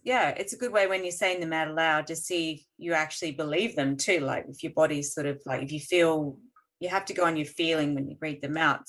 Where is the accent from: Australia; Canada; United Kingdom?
Australia; we're Australian